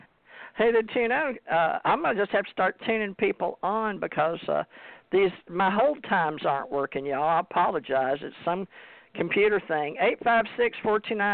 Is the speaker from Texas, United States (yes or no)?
no; Louisiana, United States; I'm from the South myself, born in Louisiana